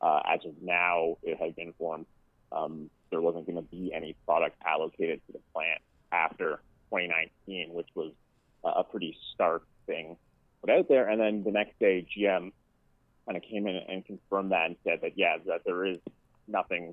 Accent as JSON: {"language": "English", "town": "Oshawa", "region": "Ontario", "country": "Canada", "said": "I'm from Oshawa"}